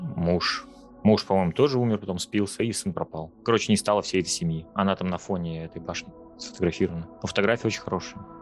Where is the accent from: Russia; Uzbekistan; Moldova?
Russia; Northern Udmurtia; я вот сам, я из Северной Удмуртии